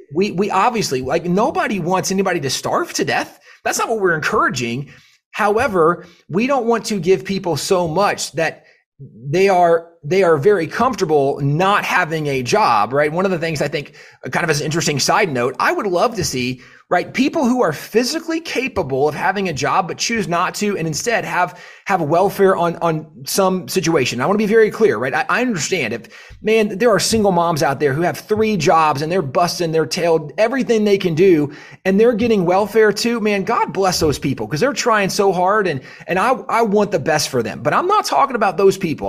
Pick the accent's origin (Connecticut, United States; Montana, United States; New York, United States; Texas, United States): Texas, United States; as a Texan, Uh, we, we really have no perspective of, like, a really cold winter in Texas